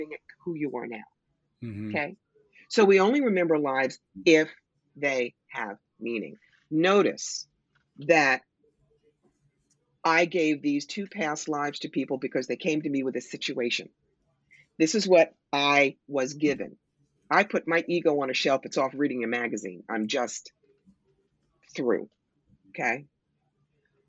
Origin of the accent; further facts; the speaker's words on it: New York, United States; I'm a New Yorker. I'm in your face.